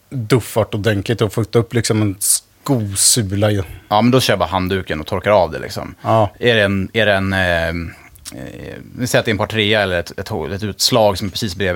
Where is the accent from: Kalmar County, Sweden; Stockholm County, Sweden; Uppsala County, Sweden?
Stockholm County, Sweden; Högdalen; Jag är ju typ från Högdalen.